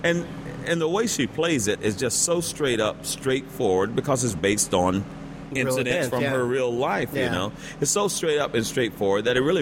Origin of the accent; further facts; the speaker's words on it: the South, United States; So I'm from the South